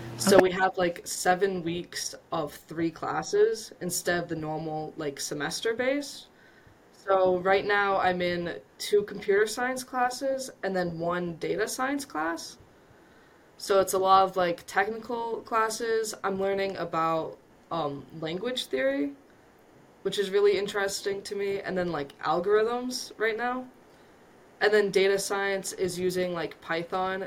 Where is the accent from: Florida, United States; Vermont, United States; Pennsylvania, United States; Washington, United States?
Vermont, United States; moved away as an adult; I come from Vermont, so it's a small rural town that I grew up